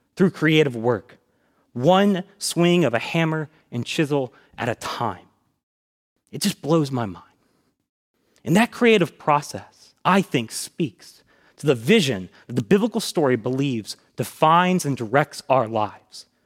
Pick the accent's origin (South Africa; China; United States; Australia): United States; Tallahassee, Florida; I grew up here in Tallahassee, going to Buck Lake Elementary School, then Swift Creek Middle, and then Lincoln High School.